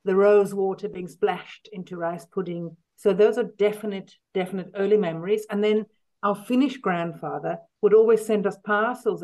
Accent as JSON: {"language": "English", "country": "South Africa", "tie": "born or raised there", "also_born_or_lived": "London, United Kingdom", "moved": "yes", "said": "I was born in London, but we lived in South Africa then from when I was about four."}